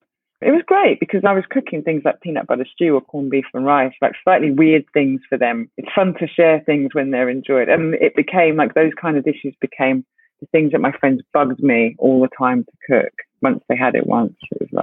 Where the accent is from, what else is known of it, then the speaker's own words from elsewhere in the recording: Ghana; Specifically, my concern was Ghana because I'm Ghanaian.